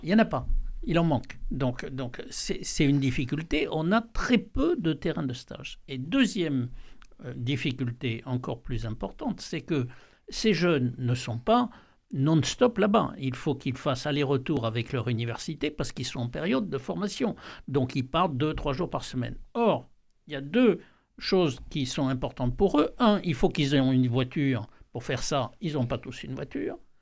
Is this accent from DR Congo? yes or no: no; Aude, a small village near Carcassonne, Occitania, France; moved away; je suis originaire de, de l'Aude, un petit village à côté de Carcassonne